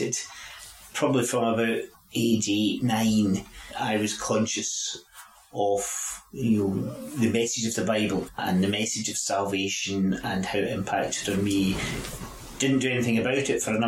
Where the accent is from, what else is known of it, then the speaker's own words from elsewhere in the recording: Glenrothes, Scotland, United Kingdom; also born or lived in St Andrews; grew up in Glenothis